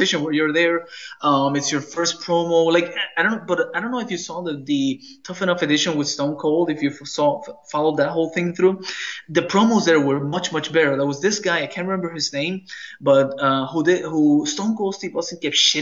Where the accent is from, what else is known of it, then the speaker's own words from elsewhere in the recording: Puerto Rico; I'm Latino, you know, I'm from Puerto Rico